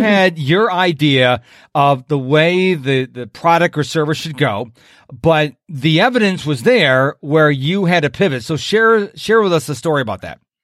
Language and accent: English; Rochester, New York, United States; moved away as an adult; now in Houston, United States; I'm from Rochester, New York originally